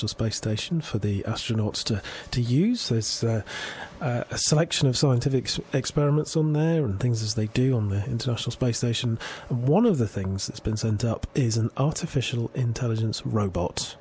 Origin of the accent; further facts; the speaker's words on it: Manchester, North West England, United Kingdom; moved away; I'm from Manchester, and I occasionally go back, and I have friends there